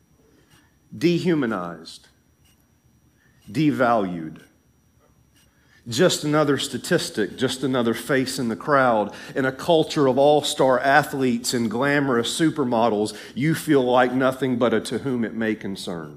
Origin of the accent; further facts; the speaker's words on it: Tennessee, United States; moved away; my home state in Tennessee